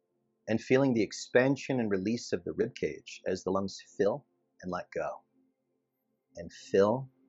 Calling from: West Hollywood, California, United States; It's Los Angeles, specifically West Hollywood, California.

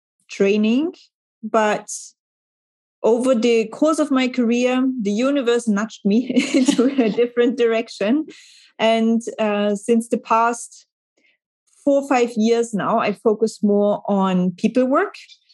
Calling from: Hamburg, Germany; So I'm dialing in from Hamburg in Germany

